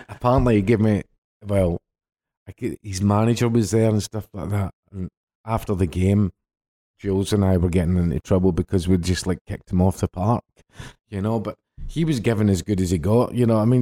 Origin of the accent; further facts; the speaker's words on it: Glasgow, Scotland, United Kingdom; In between the Balance and Celtic Park. That's where I was sort of brought up